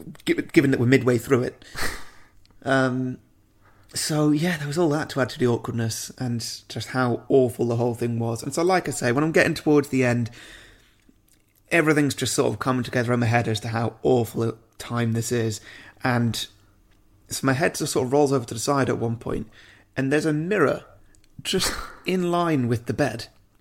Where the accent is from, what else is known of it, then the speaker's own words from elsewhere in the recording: United Kingdom; Yeah, of course. Yeah. I'm British.